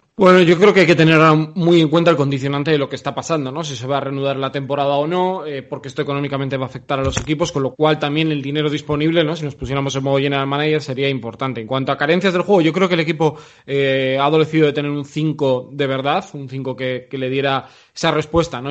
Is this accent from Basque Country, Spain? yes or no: yes; Vitoria-Gasteiz, Basque Country, Spain; yo nací en Vitoria